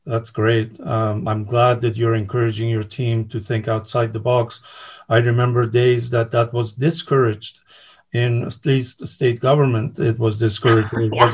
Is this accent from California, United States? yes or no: yes; California, United States; As a Californian, I am happy to have someone like you at the helm and trying to save the state and the taxpayers.